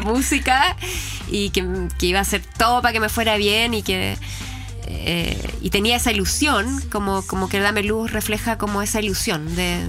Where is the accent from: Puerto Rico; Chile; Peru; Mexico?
Chile; nosotros teníamos miedo los chilenos